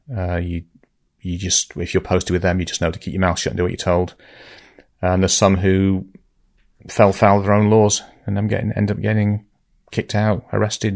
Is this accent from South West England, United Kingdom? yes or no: no; Lytham St Annes, North West England, United Kingdom; moved away as an adult; also born or lived in London; if you're from Lytham, you like to call it Lytham